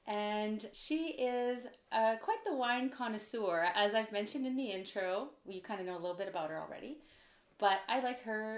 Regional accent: Canada; first language French; English is a second language; I'm a Francophone from Canada

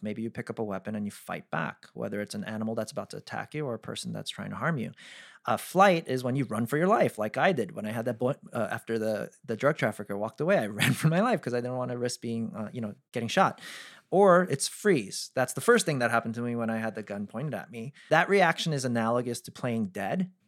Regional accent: East Coast, United States; I'm from the East Coast

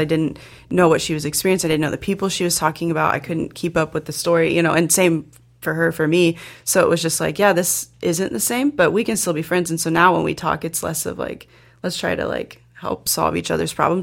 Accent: Indiana, United States; moved away as an adult; now in South Dakota, United States; I'm from Indiana and I went to school there

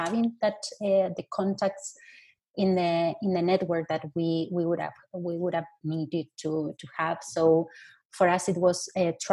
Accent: Argentina; now in Germany; I come from Argentina, I live in Germany

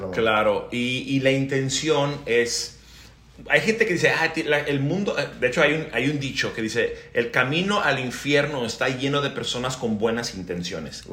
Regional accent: Mexico; moved away as an adult; now in United States; aunque somos gringos, o sea, nacimos en Estados Unidos, pero vivimos de 37 años viviendo en México

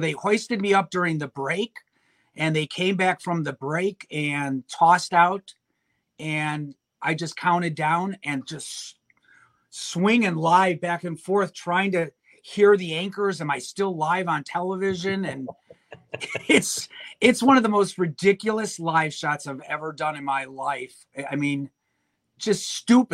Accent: Chicago, Illinois, United States; moved away; I grew up in Chicago, 18 years living in the city

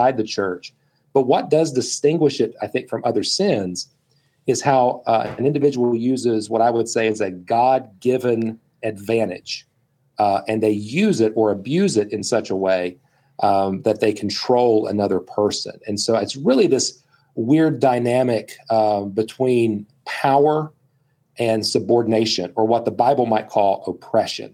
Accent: West Virginia, United States; I'm from West Virginia.

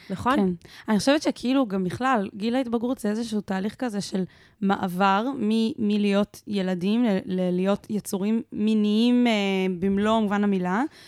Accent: Israel; אני גדלתי בקיבוץ

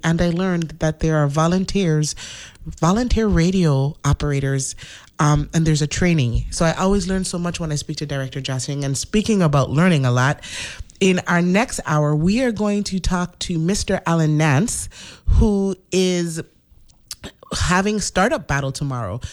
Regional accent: St. Thomas, U.S. Virgin Islands; now in St. Croix, U.S. Virgin Islands; I was born in the Virgin Islands, St. Thomas.

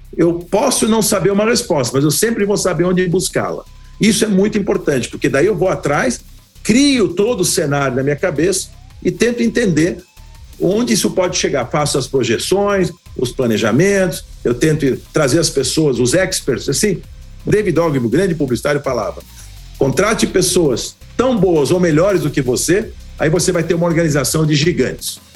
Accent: Brazil; Eu sou filho de imigrantes húngaros, meus pais vieram da Hungria. E lá em 1948 eu nasci no Brasil

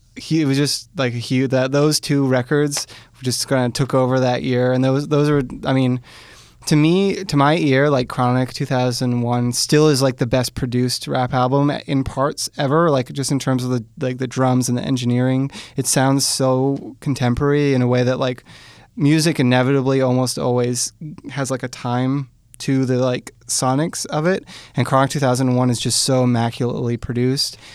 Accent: Hamilton, Ontario, Canada; I grew up in Hamilton

